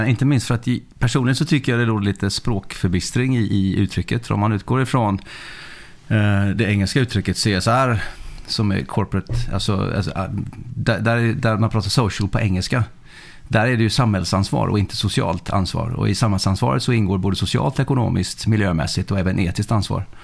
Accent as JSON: {"language": "Swedish", "country": "Sweden", "tie": "born or raised there", "also_born_or_lived": "Faroe Islands / Norway / Denmark", "said": "Jag eh, är uppvuxen i Sverige. Jag eh, kom hit när jag var sex år. Men är född på Färöarna och uppvuxen i Norge, och Danmark och Sverige."}